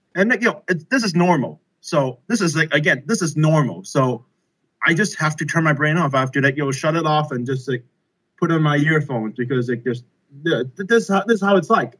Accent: Hong Kong; also born or lived in Beijing, China / United Kingdom; I'm from Hong Kong. I'm a native.

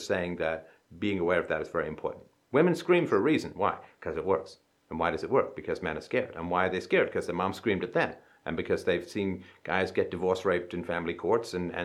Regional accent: England, United Kingdom; I grew up in England.

